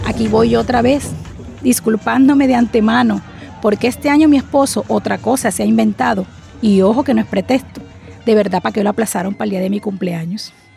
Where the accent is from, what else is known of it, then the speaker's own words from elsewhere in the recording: Barranquilla, Atlántico, Colombia; accent: costeña; soy hija de Barranquilla, criada por padres costeños también no ambiciono cambiar mi residencia